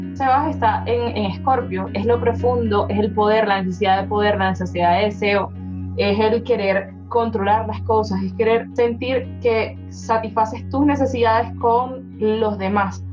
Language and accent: Spanish; Venezuela; now in Bogotá, Colombia; Yo nací en Venezuela, pero vivo en Bogotá